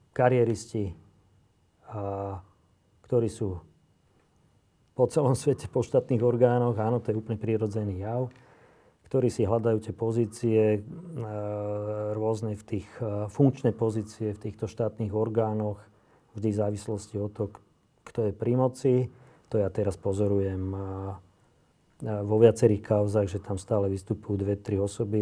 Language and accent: Slovak; Slovakia; často nie som hrdý na to, že som Slovák